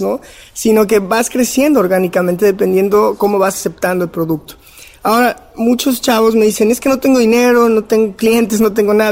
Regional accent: León, Guanajuato, Mexico; soy de Guanajuato, eh, crecí en la ciudad de León

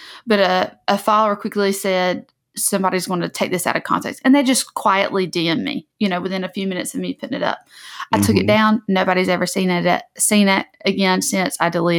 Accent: the South, United States; especially growing up in the South. Like, it is not uncommon for people to have pictures, like photographs taken, like in a cotton field, or to have cotton decorations in their house.

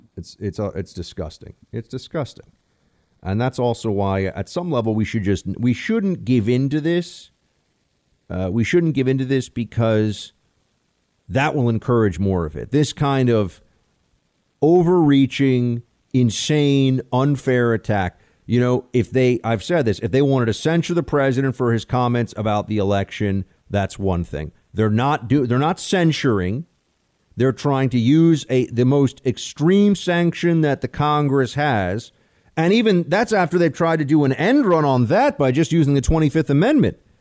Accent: New York, United States; I'm a New Yorker

